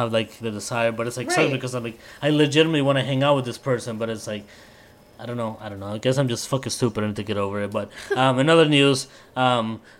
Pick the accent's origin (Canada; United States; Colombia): Colombia; moved away; I'm Colombian